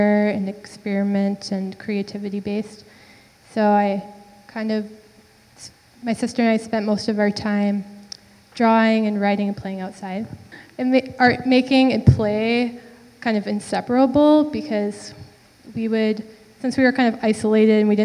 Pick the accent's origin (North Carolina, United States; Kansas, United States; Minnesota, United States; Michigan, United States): Minnesota, United States; St. Joseph; moved away as an adult; now in Minneapolis, United States; I'm from St. Joseph, Minnesota, and I live in Minneapolis now, but I grew up there